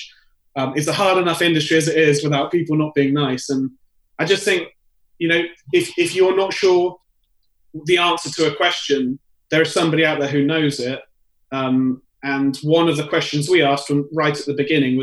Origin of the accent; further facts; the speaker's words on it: United Kingdom; moved away as an adult; now in New York, United States; being British myself